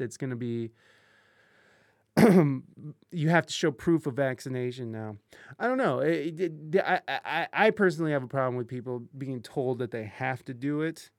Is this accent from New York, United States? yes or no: no; Ohio, United States; I grew up in Ohio